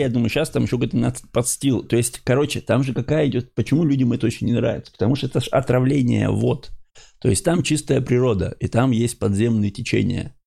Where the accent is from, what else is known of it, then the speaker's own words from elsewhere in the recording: Ukhta, Komi Republic, Russia; я, например, из Ухты, да, и Бухте, а, это Республика Коми